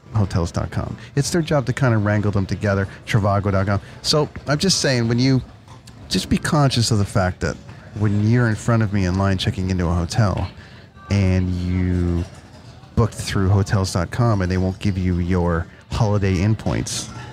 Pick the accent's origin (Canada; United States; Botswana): Canada; I'm Canadian